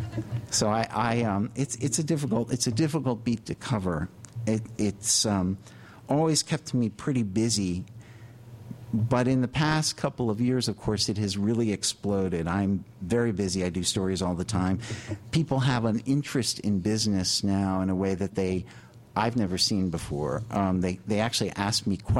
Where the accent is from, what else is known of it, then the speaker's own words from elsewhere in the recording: Wilmington, Delaware, United States; now in New York, United States; I was born in Wilmington, Delaware